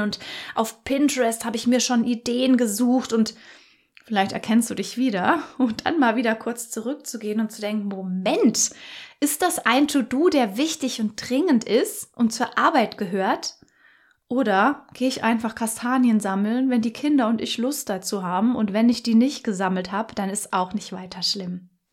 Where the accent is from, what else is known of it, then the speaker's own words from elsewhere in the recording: Germany; bei uns in Deutschland